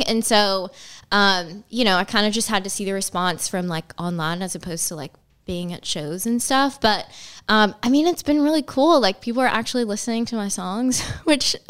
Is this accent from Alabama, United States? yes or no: yes; Alabama, United States